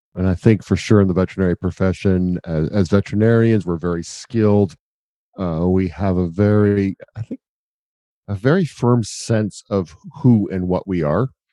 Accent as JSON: {"language": "English", "country": "Canada", "said": "as a Canadian"}